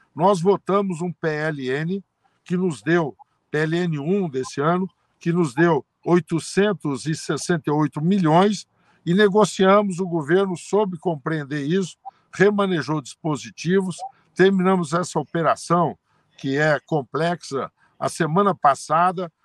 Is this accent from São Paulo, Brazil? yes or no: yes; Altinópolis, São Paulo, Brazil; de Altinópolis, onde eu nasci